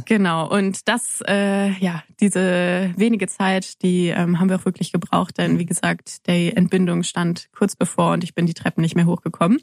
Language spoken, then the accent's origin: German; near Kassel, Hesse, Germany; now in Freiburg, Germany; ich komme aus der Nähe von Kassel